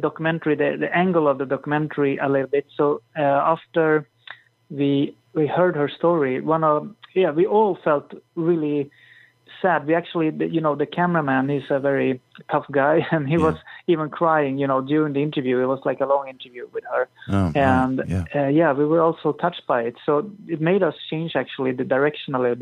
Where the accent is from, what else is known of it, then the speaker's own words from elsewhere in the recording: Sweden; I'm from Sweden